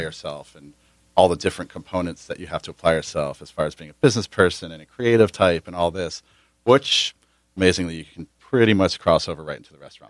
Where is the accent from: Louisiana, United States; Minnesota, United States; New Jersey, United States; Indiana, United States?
New Jersey, United States; also born or lived in Prescott, Arizona; now in San Diego, United States; I grew up in New Jersey